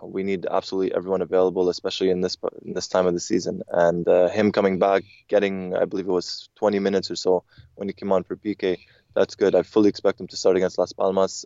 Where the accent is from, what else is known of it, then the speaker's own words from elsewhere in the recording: Canada; growing up in Canada, we had satellite television